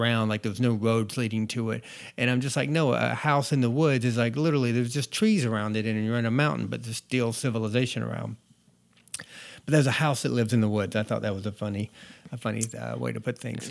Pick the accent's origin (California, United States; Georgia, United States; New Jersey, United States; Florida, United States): Georgia, United States; North; moved away; I was born and raised in North Georgia